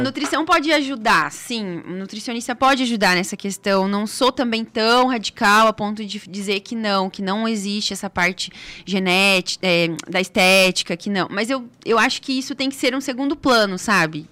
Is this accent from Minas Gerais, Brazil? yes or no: no; Foz do Iguaçu, Paraná, Brazil; moved away; Sou de Foz do ah. Iguaçu, estudei lá, morei lá boa parte da minha vida.